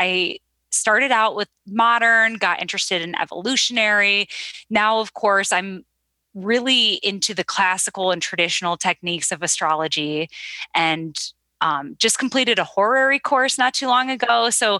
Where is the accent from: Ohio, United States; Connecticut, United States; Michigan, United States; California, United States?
Ohio, United States; Cleveland; also born or lived in New York; So I'm an astrologer from Cleveland, Ohio.